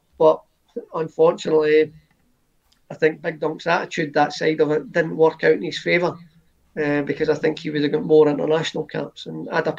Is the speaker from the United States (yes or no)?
no; United Kingdom